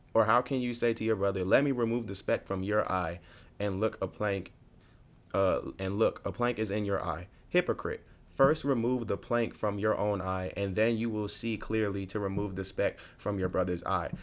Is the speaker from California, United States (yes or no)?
no; New York, United States; moved away as an adult; now in Virginia, United States; I'm from New York, but I'm not really from the city.